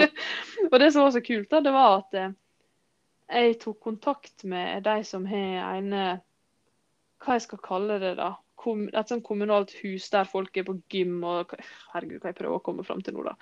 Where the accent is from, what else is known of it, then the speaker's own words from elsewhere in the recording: Sunnmøre, Møre og Romsdal, Norway; Vi kommer fra Sunnmøre